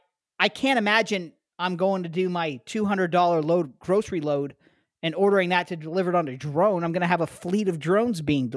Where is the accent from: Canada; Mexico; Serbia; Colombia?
Canada; now in Ohio, United States; I'm Canadian.